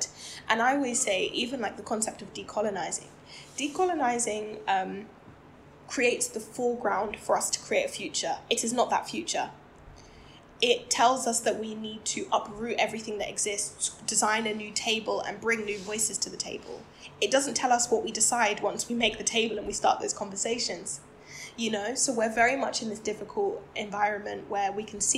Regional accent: United Kingdom; I'm Black, I'm British. I do identify as Black British

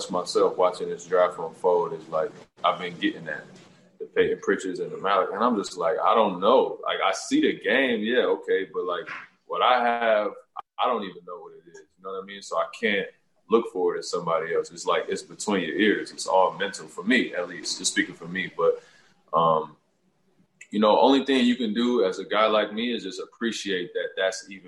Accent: Toronto, Ontario, Canada; I'm doing work in my hometown like I always do. I'm going to continue to try to find work to do, you know, in Toronto

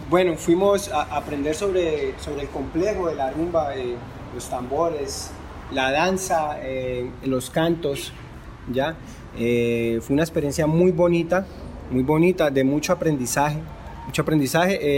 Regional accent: Colombia; Eh, bueno, venimos de Colombia, tuvimos el placer hoy

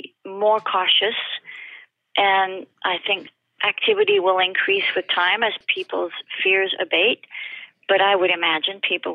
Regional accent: France; English is a second language; you can't tell from my accent, but I'm French.

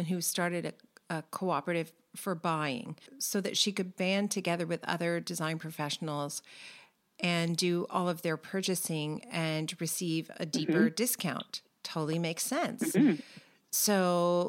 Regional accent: California, United States; We're both from California

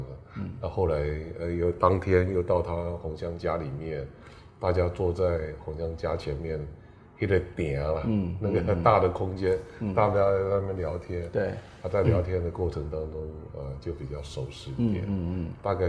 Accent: Yunlin County, Taiwan; 我云林人，

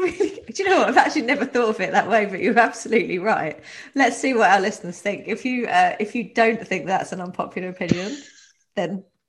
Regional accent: Waltham Abbey, East of England, United Kingdom; now in Saffron Walden, United Kingdom; I'm from Waltham Abbey, which is not too far, but we live in Saffron Walden now

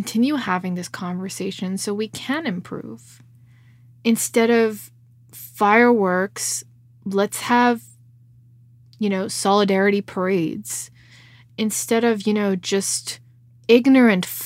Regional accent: Canada; that's where I'm at as a Canadian

